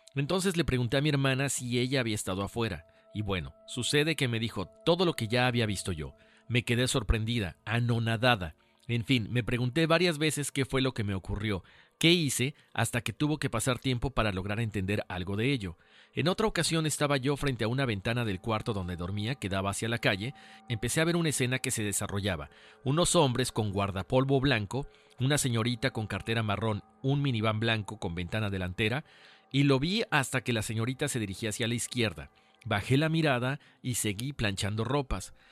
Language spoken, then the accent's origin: Spanish; Mexico; nosotros somos de México